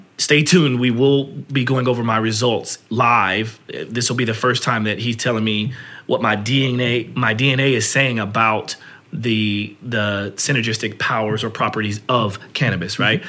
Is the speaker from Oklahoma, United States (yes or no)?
yes; Oklahoma, United States; I grew up in Oklahoma